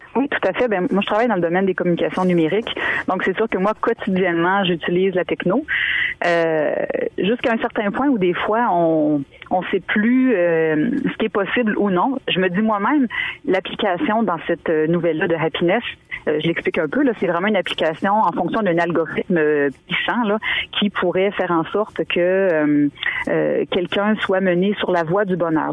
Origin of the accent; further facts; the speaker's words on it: Île aux Grues, Quebec, Canada; also born or lived in Montmagny, Quebec; je suis née à l'île aux Grues. J'ai grandi quelques années. Ensuite, on a déménagé à Montmagny